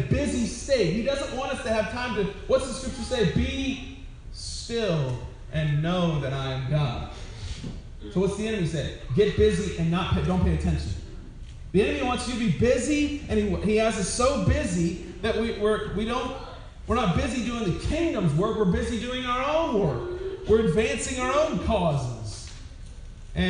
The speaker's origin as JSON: {"language": "English", "region": "Wyoming", "country": "United States", "tie": "born or raised there", "said": "I was born in Wyoming."}